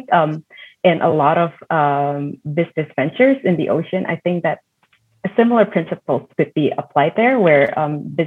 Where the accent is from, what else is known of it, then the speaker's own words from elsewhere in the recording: Indonesia; moved away; living and growing up in Indonesia